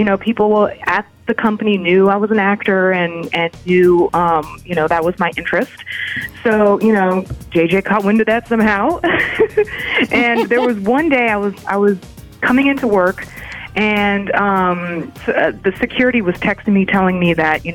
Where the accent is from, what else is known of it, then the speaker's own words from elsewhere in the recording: Los Angeles, California, United States; also born or lived in Princeton; I grew up, was born and raised in Los Angeles